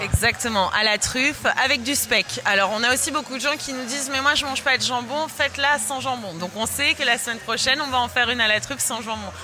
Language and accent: French; France; en tant que Française et passionnée de gastronomie